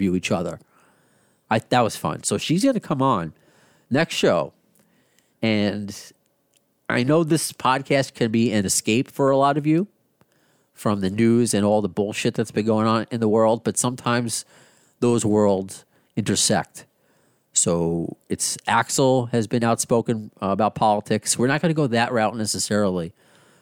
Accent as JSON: {"language": "English", "region": "New York", "country": "United States", "said": "I'm all Jewish from New York."}